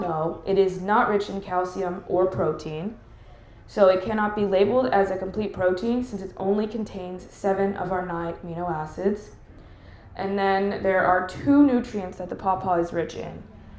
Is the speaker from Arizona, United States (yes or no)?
no; Columbus, Ohio, United States; I am currently a registered dietitian. I'm from the Columbus area.